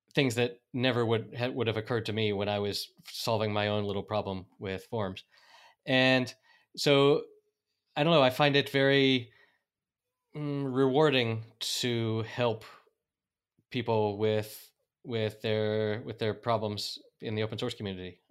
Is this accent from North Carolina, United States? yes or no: yes; North Carolina, United States; moved away as an adult; now in Spain; I'm an American from North Carolina who has been living in Spain for the past 14 years